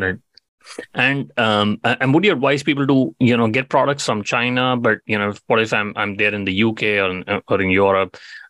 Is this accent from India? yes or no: yes; India; you know, I'm Indian. I'd love to see a lot of manufacturing companies, you know, doing better over there.